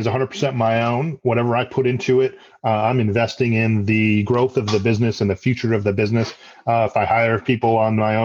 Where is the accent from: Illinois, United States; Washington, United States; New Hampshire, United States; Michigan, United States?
Michigan, United States; Detroit; now in Raleigh, United States; I'm originally from Detroit, Michigan. I live in the Raleigh, North Carolina area